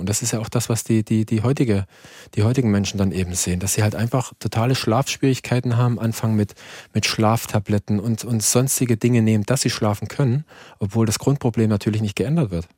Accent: Erzgebirge, Saxony, Germany; ich komme ja aus dem Erzgebirge

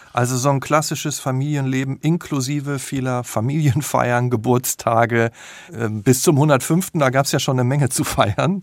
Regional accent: Selm, North Rhine-Westphalia, Germany; in Selmborg, das ist in der Nähe von Dortmund

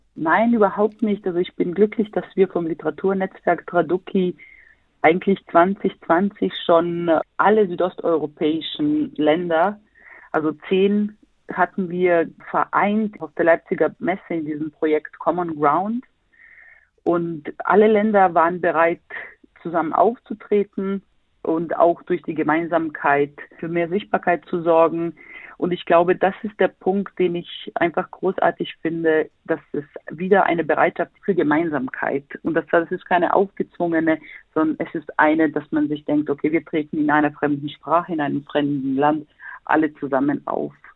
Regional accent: Sarajevo, Federation of Bosnia and Herzegovina, Bosnia & Herzegovina; now in Berlin, Germany; ich selber bin gebürtige Bosnierin, komme aus Sarajevo, lebe

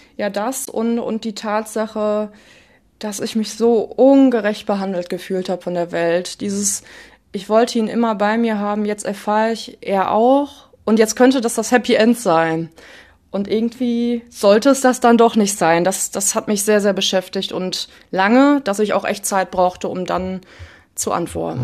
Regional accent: Ruhr area, North Rhine-Westphalia, Germany; now in Essen, Germany; ich komme aus dem Ruhrgebiet

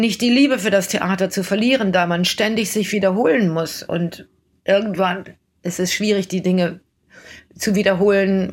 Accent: Germany; now in New York, United States; als einzige Deutsche in der Produktion

